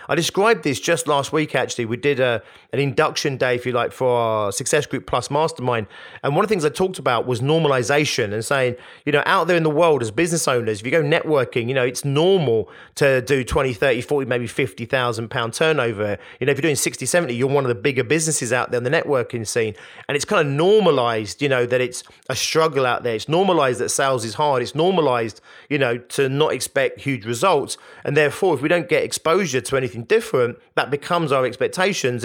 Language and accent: English; Hounslow, London, United Kingdom; growing up in Hounslow in West London like I did